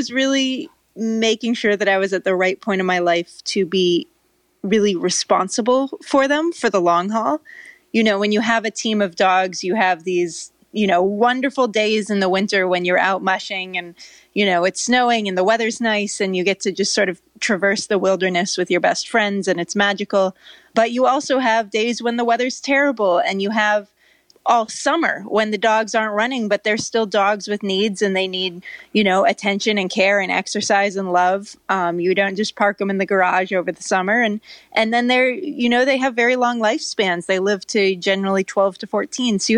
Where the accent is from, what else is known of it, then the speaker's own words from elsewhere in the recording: California, United States; also born or lived in Norway; i grew up in California, so it's kind of a mystery. It doesn't really make sense, but I lived in Norway as a kid